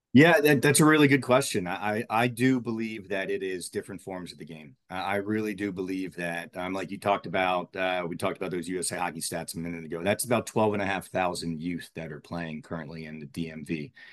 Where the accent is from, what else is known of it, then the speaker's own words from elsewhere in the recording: Maryland, United States; I grew up in Maryland